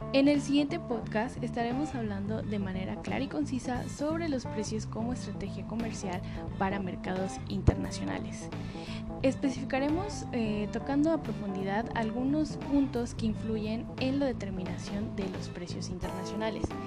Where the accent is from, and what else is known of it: Mexico